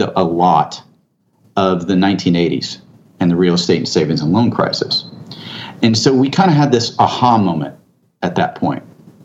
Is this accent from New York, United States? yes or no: no; San Antonio, Texas, United States; I grew up here in Texas. I grew up in San Antonio.